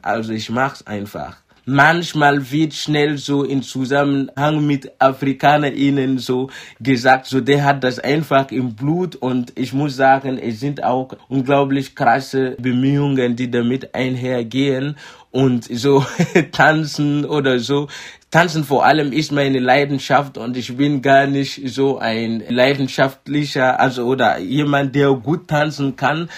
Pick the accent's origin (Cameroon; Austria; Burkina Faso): Burkina Faso; first language Mooré; German is a second language; moved away as an adult; now in Dresden, Germany; Also, Moré ist die meistgesprochene Sprache in Burkina Faso, meine Muttersprache.